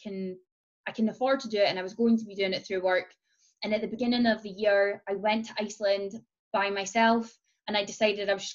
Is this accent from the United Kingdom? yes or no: yes; Scotland, United Kingdom; that's me being Scottish